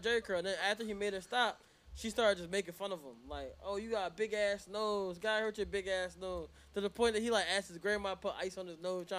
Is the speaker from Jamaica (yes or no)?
yes; Jamaica; It's okay. We're Jamaican.